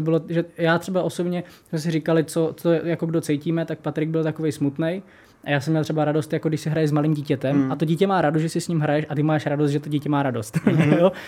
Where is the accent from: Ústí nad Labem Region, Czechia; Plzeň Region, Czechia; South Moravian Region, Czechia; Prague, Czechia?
South Moravian Region, Czechia; Brno; jak jsem Brňák